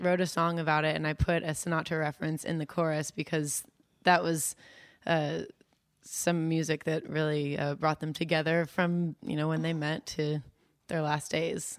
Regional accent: Potomac, Maryland, United States; I'm from Potomac, Maryland

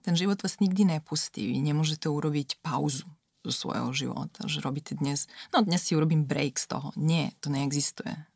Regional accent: Serbia; Slovak is a second language; moved away as an adult; also born or lived in Belgrade, Serbia; now in Slovakia; som zo Srbska

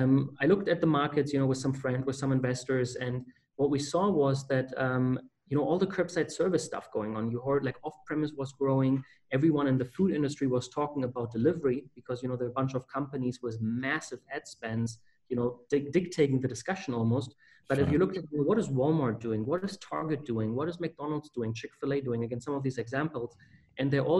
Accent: Germany; moved away as an adult; now in Winston-Salem, United States; I'm from Germany, and I went to Wake Forest University.

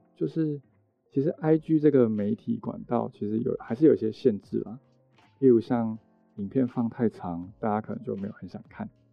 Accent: Yunlin County, Taiwan; moved away as an adult; also born or lived in Hsinchu / Taipei; 我其实是云林的，就在云林念，就是从一路这样念到高中都在云林哦

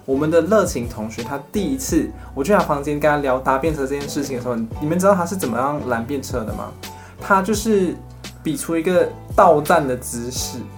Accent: Malaysia; 宽柔中学就是我们热情、山竹，还有曾光华教授，我们三个人的共同的学校，我们的中学

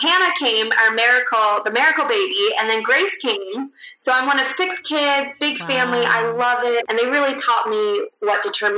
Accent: Russia; born there; I was born in Russia, born to a 16-year-old Russian girl, and due to a birth defect, she just couldn't take care of me.

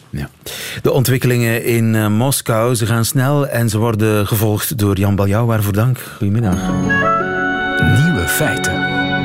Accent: Flanders, Belgium

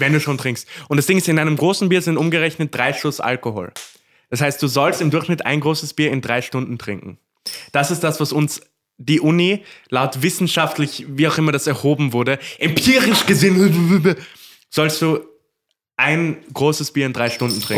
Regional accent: Korneuburg, Lower Austria, Austria; ich bin ja waschechter Korneuburger

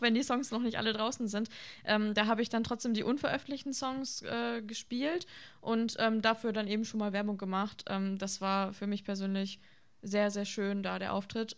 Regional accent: Vlotho, North Rhine-Westphalia, Germany; moved away as an adult; now in Osnabrück, Germany; Ich komme ursprünglich aus Floto

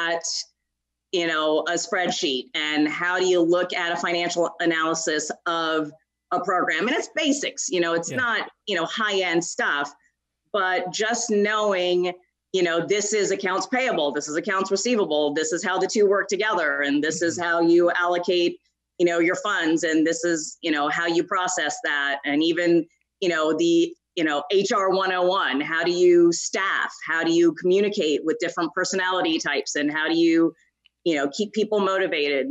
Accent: Maryland, United States; moved away as an adult; also born or lived in California / Dayton, Ohio; I was born and raised in Maryland. So that's home

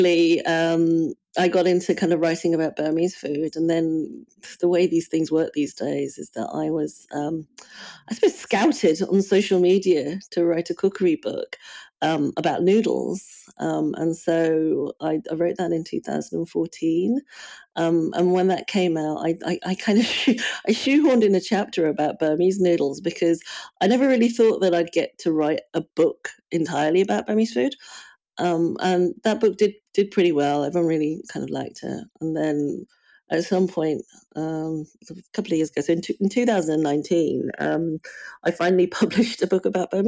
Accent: United Kingdom; I feel very much like I'm from the UK, but I also feel I'm very much from Burma, even though I've never actually lived in Burma.

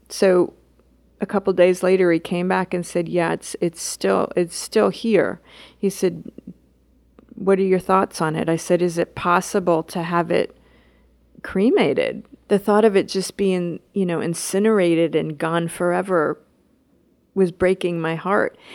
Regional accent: New York City, New York, United States; as a New Yorker

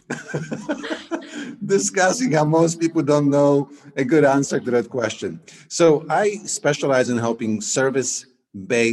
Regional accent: Poland; English is a second language; moved away as an adult; also born or lived in Queens, New York, United States / San Diego, United States; growing up in Poland

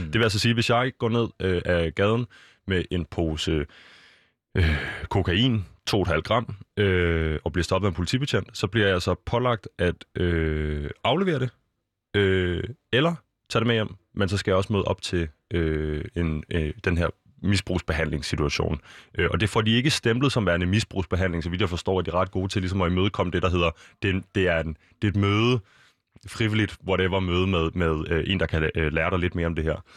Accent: Copenhagen, Capital Region of Denmark, Denmark; vi er fra København øh, og omegn

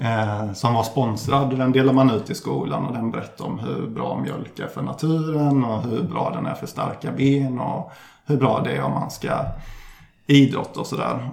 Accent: Ullared, Halland County, Sweden; jag kommer från landet, nere i Halland som jag tidigare nämnde, så strax utanför

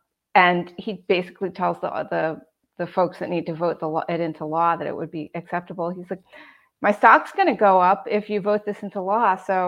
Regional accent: Boston, Massachusetts, United States; I'm from Boston, and they did the old McKim building, the Boston Public Library

